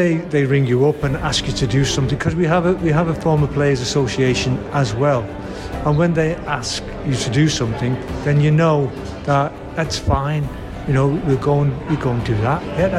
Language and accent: English; Liverpool, North West England, United Kingdom; now in Wolverhampton, United Kingdom; I live here in Wolverhampton. You know, I come from Liverpool